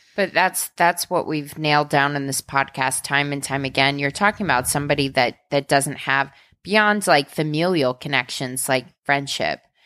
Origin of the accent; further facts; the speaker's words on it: Midwest, United States; as a Midwesterner